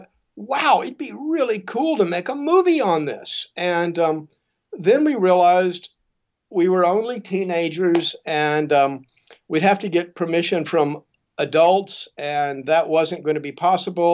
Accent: Houston, Texas, United States; I grew up in Houston, Texas, and at that point, Houston was a much, much smaller city

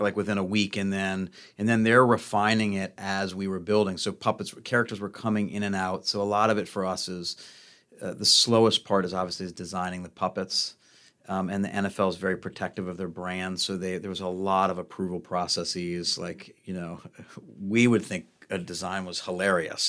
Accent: New Orleans, Louisiana, United States; moved away; moved down back to New Orleans

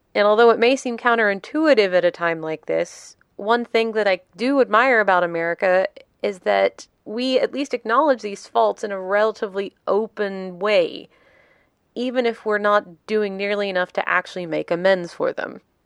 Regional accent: the American South, United States; my own biography as a Southerner

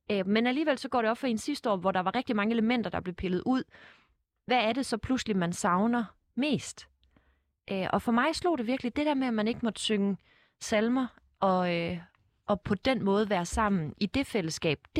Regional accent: Fredericia, Southern Denmark, Denmark; Jeg er fra Fredericia. Fredericia ja.

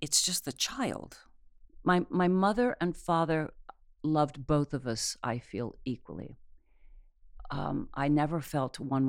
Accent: Akron, Ohio, United States; also born or lived in Cuyahoga Falls, Ohio / Silver Lake, Ohio; Well, I was born in Akron, and then we lived in Cocoa Falls.

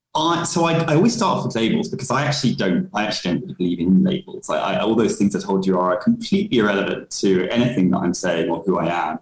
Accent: London, United Kingdom; I was born in London uh, yep. in 1985

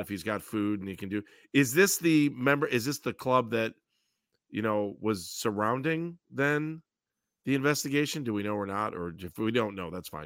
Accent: Northeast Ohio, United States; growing up in Northeast Ohio

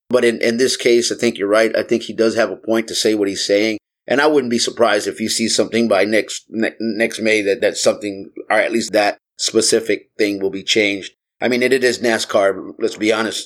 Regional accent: Texas, United States; I grew up in Texas and, uh, and I grew up around a lot of family that had guns

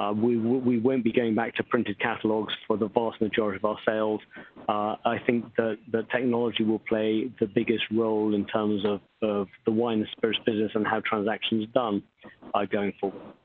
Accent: England, United Kingdom; moved away as an adult; now in New York, United States; I'm English based, uh, born, but I've lived in New York for the last 25 years.

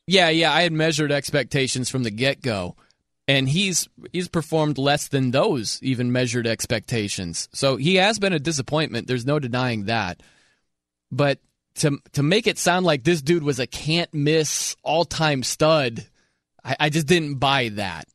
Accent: South Bend, Indiana, United States; I'm from South Bend, Indiana

